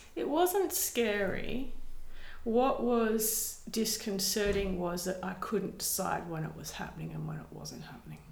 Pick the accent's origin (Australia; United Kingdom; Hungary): Australia; Perth, Western Australia; I grew up south of the river uh, in Rossmoyne